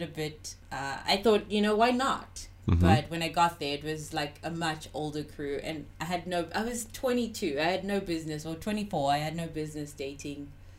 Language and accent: English; South Africa; moved away; I'm from South Africa.